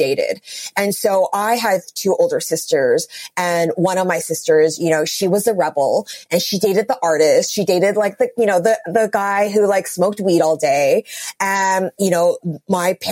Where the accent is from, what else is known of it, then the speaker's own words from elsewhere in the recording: Vancouver, British Columbia, Canada; moved away as an adult; also born or lived in New York City; born and raised in Vancouver